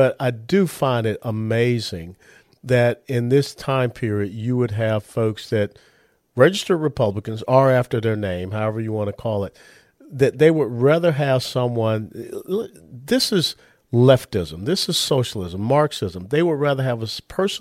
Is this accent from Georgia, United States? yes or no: yes; Georgia, United States; moved away; I was born and raised in Georgia